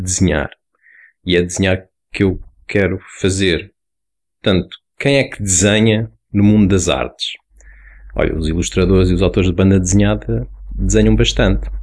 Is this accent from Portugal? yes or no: yes; Lisbon, Portugal; eu fiz o nono ano nos Olivais, de onde eu sou